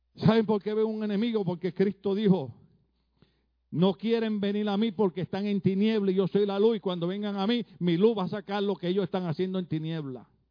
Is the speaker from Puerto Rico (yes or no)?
yes; Puerto Rico; moved away as an adult; now in California, United States; En mi país, Puerto Rico